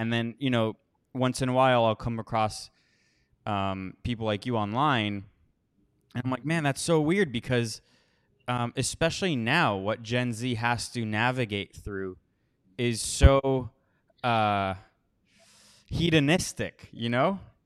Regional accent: Miami, Florida, United States; now in Costa Rica; I grew up mostly in Miami.

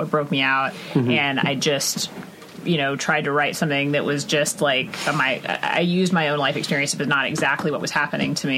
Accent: Texas, United States; moved away; I'm from Texas

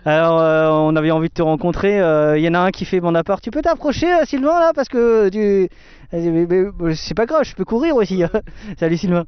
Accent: Alsace, Grand Est, France; on est des Alsaciens

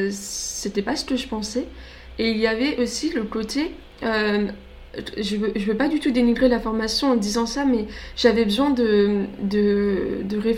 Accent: Grand Est, France; alors je viens du Grand Est, donc pour ceux qui se rendent pas compte, en fait, c'est carrément l'opposé. Moi, je viens du nord-est et là, c'est le sud-ouest.

